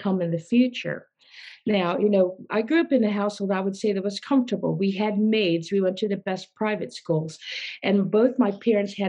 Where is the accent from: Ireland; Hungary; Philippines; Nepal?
Philippines; I was born in the Philippines, and my parents were well known in the philanthropy, humanitarian, and my father was a doctor